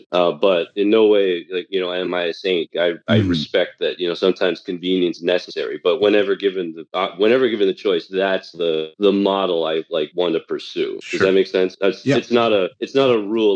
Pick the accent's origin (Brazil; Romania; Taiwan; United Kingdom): Taiwan; Taipei; moved away; I was born and raised in Taipei, Taiwan